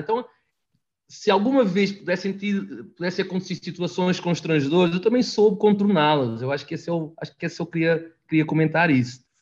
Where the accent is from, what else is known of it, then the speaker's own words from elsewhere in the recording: Portugal; moved away as an adult; also born or lived in Itu, Brazil; now in Brazil; sou português, com o sotaque muito mais carregado